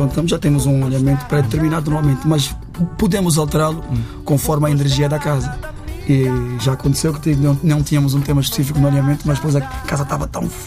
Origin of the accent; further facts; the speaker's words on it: Angola; Eu sou nascido em Angola, mas filho do pai cabo-verdiano e mãe angolana.